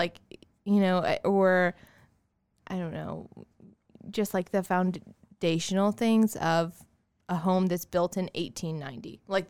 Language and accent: English; Somerville, Massachusetts, United States; And so I grew up in Somerville and do like older historic homes.